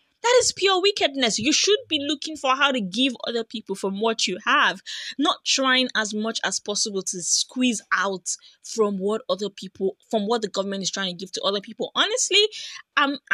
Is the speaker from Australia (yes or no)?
no; Nigeria; the country where I come from